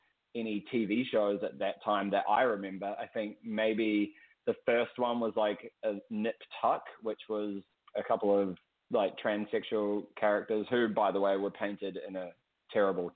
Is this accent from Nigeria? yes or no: no; Wellington, New Zealand; moved away; my hometown, Wellington, is the capital city of New Zealand